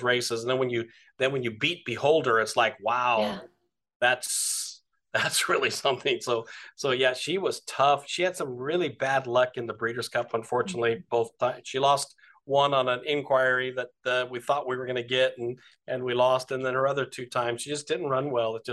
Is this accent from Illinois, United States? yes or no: no; Delano, California, United States; we're farmers from Delano, California